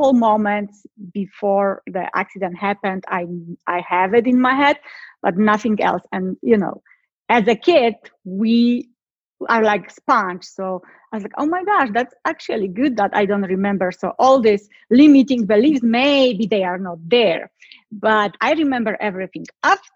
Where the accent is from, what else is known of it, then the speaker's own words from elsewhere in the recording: Poland; I'm from Poland. So my childhood was totally different like everyone else. I was born in a time behind the Iron Curtain, communism.